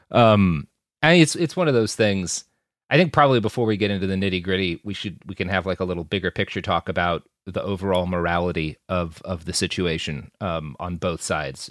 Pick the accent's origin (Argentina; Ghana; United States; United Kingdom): United States; Texas; as a Texan